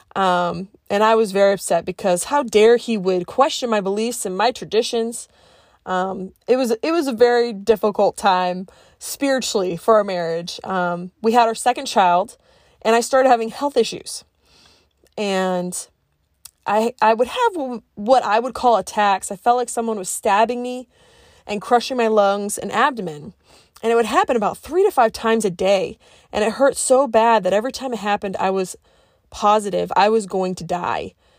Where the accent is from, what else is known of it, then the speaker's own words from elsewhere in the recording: Cape Cod, Massachusetts, United States; also born or lived in Colorado; because I grew up in Massachusetts, I tend to speak fast.